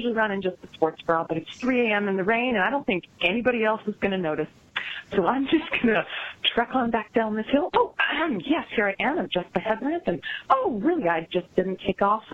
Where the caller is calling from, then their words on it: Elk Grove, California, United States; I'm calling from Elk Grove, California, just south of Sacramento